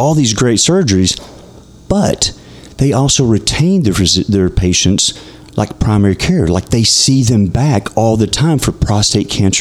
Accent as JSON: {"language": "English", "town": "Texarkana", "region": "Texas", "country": "United States", "said": "I'm from Texarkana, actually"}